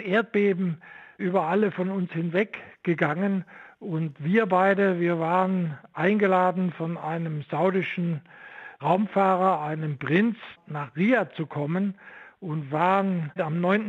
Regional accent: Vogtland, Saxony, Germany; moved away as an adult; also born or lived in Stuttgart; so bin ich aus dem Vogtland am Ende in Stuttgart angelangt

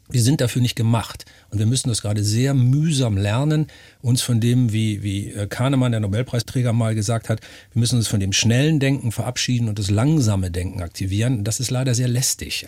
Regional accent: Northern Germany, Germany; ich bin Norddeutscher, also meine Familie lebt seit äh, gefühlt drei Millionen Jahren hinterm Deich. Wahrscheinlich die Amöben direkt aus dem Schlick der Nordsee an Land. Also da komme ich her

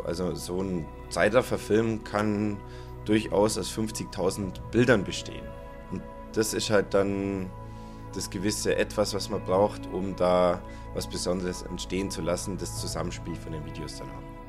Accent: Allgäu, Bavaria, Germany; in meiner Heimat im Allgäu

